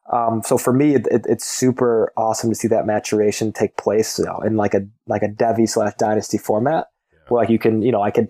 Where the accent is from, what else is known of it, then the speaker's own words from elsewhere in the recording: Midwest, United States; being growing up in the Midwest, um, watching a lot of Big Ten football